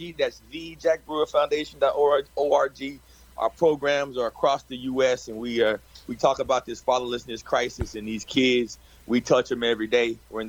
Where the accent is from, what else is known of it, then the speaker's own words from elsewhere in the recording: Texas, United States; I grew up in Texas.